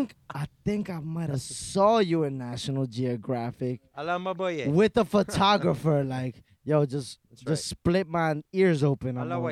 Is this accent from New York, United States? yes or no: yes; New York City, New York, United States; born or raised there